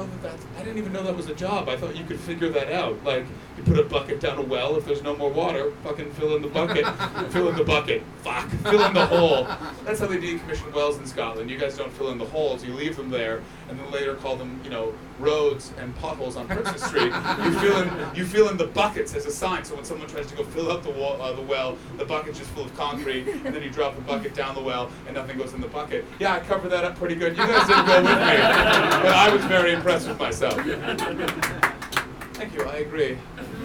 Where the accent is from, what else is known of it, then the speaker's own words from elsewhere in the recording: Canada; I am from Canada